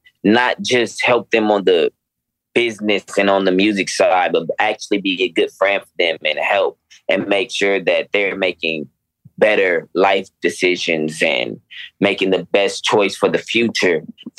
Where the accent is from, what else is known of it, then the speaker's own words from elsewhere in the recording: Los Angeles, California, United States; And I promise you, now I'm from Los Angeles. I'm used to seeing like the takeovers and seeing lowriders being outside and things like that. I've seen that my whole life.